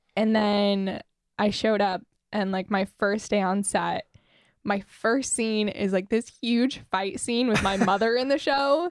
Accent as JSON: {"language": "English", "town": "Fruita", "region": "Colorado", "country": "United States", "tie": "born or raised there", "also_born_or_lived": "Grand Junction, Colorado", "said": "I'm from Fruta, Colorado"}